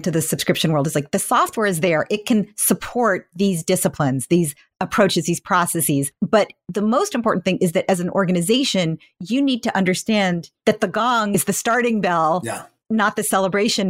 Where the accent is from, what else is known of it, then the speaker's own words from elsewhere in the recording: Menlo Park, California, United States; I grew up in Menlo Park